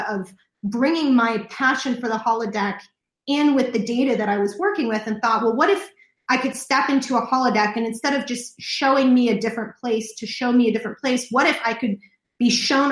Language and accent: English; Kansas City, Missouri, United States; also born or lived in San Diego, California; I was born in San Diego, but I moved to the Midwest. My father graduated from UCSD Medical School and got a job in Kansas City. So I was moved to the Midwest when I was six